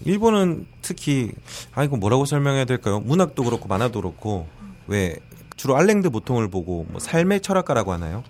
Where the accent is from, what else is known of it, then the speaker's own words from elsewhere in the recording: South Korea; 제가 한국인인데